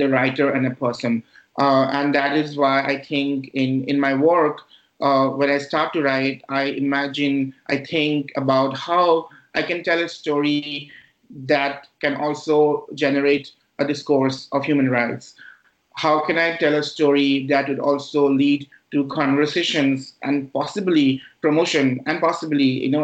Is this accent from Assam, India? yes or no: yes; Guwahati, Assam, India; now in United States; I grew up in the largest city in the Northeast India. It is called Guwahati. And Guwahati is my hometown